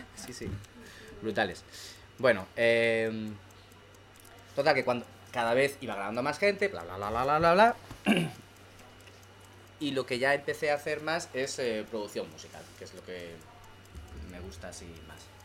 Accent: Madrid, Community of Madrid, Spain; yo soy de Madrid

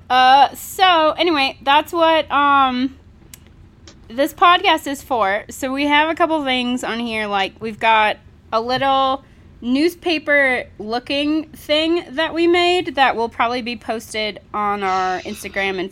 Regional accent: Tallulah Falls, West Virginia, United States; we're from Tallulah Falls, West Virginia, which is a town that was started in 1765

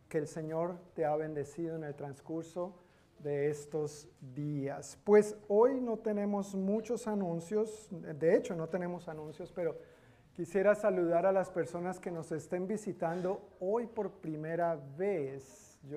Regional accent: Colombia; soy de Colombia también. ¿De Barranquilla? Ah, bueno, no soy de Barranquilla, pero.

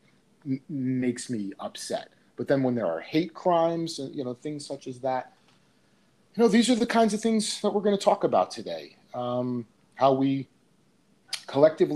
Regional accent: Seaside Park, New Jersey, United States; I grew up in that town. I grew up in Seaside Park

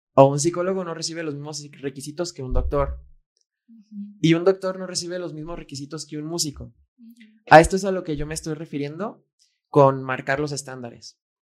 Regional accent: Guadalajara, Jalisco, Mexico; Fer y yo fuimos plantados en México, porque nacimos en México, y en Guadalajara

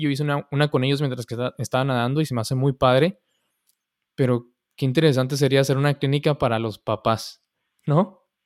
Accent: Mexico; moved away; soy mexicano

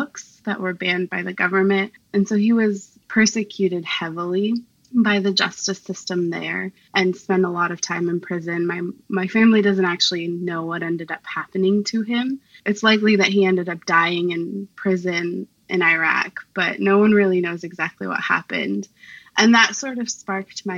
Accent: Portland, Oregon, United States; moved away as an adult; now in Vancouver, United States; I currently live in Vancouver, Washington. I'm originally from Portland, Oregon, so not too far off

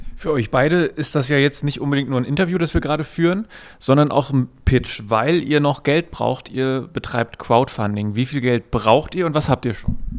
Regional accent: East Germany, Germany; ich aus dem Osten komme

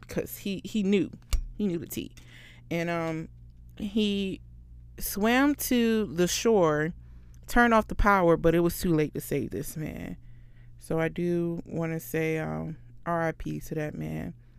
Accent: Florida, United States; I'm from Florida

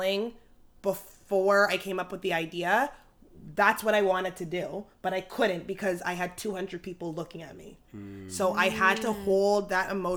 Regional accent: Jamaica; I'm Jamaican and my father instilled that in me at a young age

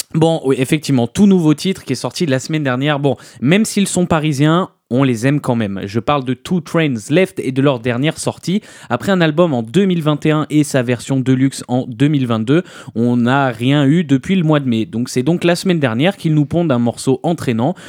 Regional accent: France; on est français.

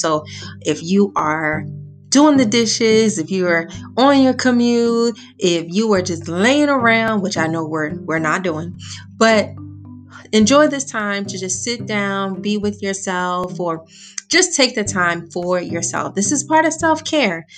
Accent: Baltimore, Maryland, United States; I am from the East Side streets of Baltimore

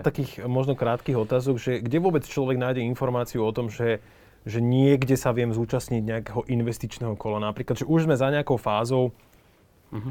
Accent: Slovakia; sme my Slováci

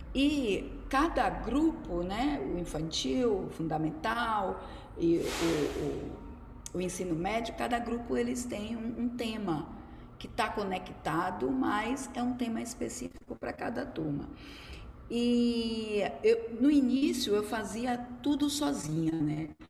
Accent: Salvador, Bahia, Brazil; also born or lived in Los Angeles; eu sou daqui de Salvador, sou baiana

